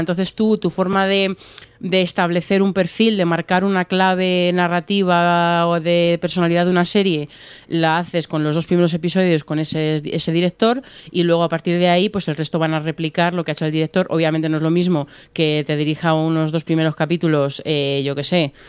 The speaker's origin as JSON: {"language": "Spanish", "country": "Spain"}